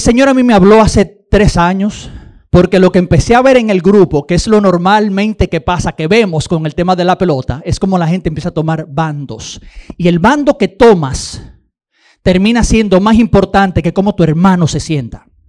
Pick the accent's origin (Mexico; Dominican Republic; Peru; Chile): Dominican Republic; nosotros los dominicanos